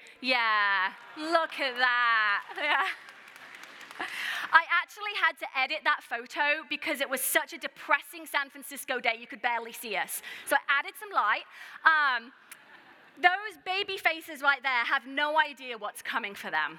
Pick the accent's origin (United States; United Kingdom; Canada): United Kingdom; I'm also British